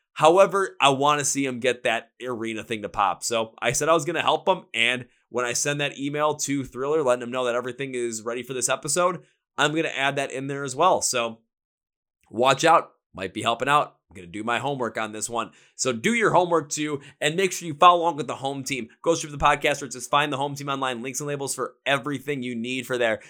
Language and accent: English; Milwaukee, Wisconsin, United States; here in my hometown, Milwaukee